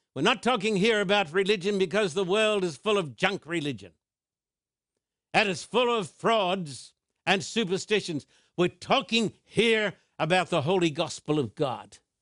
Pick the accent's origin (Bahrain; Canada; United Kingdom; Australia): United Kingdom; as a British citizen